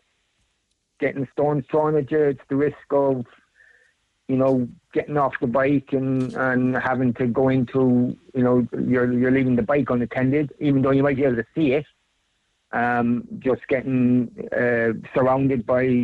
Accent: Ireland; Being Irish

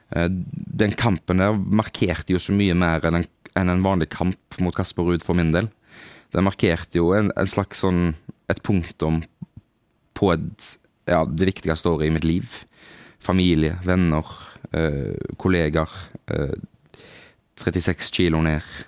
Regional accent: Haugesund, Rogaland, Norway; moved away; når vi var hjemme i Haugesund

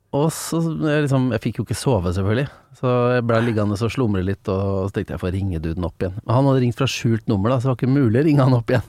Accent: Engelsviken, Østfold, Norway; now in Drøbak, Norway; Jeg er fra Engelsviken, som er litt liten krok utafor Fredrikstad. Ja. Um, så jeg sier jo til folk som ikke er veldig godt kjent, så sier jeg er fra Fredrikstad, da. Men det er Engelsviken som er uh, kroken jeg vokste opp

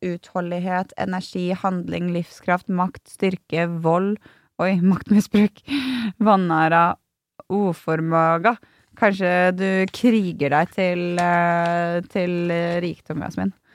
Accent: Sweden; moved away

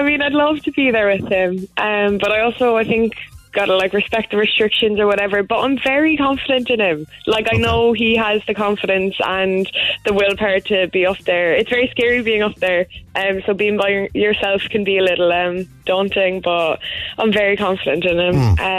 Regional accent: Ballincollig, Munster, Ireland; I'm from Ballincollig.

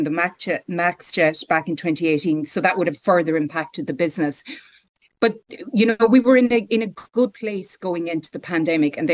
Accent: Lissycasey, County Clare, Ireland; I grew up in West Clare, Lissacacy. I'm the eldest of 7 children, grew up in a small family farm.

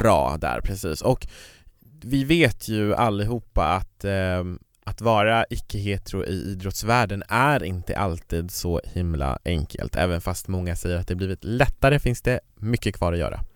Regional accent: Kiruna, Norrbotten County, Sweden; jag kommer från Kiruna

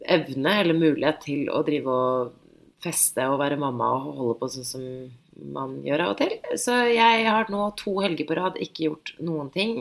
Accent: Oslo, Norway; Jeg er vokst opp i byen

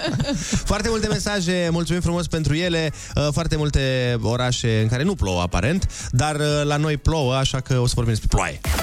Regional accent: Suceava, Suceava County, Romania; din același oraș ca și mine

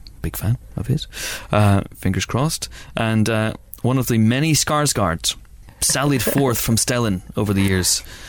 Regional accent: Northern Ireland, United Kingdom; accent: Northern Irish; in case my Northern Irish accent's too strong.

